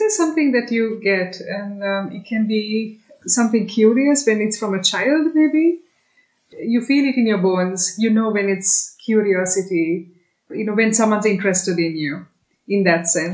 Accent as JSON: {"language": "English", "country": "Sri Lanka", "moved": "yes", "lives_now": "Germany", "said": "I'm Sri Lankan"}